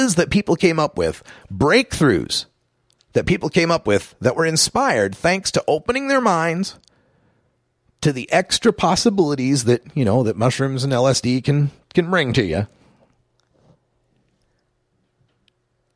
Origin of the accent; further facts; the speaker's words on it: Idaho, United States; moved away; my home state of Idaho